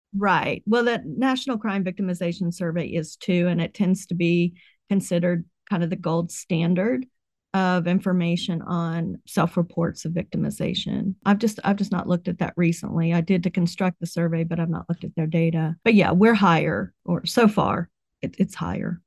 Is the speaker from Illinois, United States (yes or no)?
no; West Virginia, United States; I grew up in West Virginia